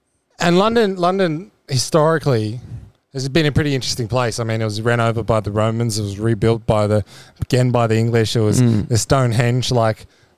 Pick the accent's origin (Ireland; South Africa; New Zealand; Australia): Australia; Maybe it's because I'm Australian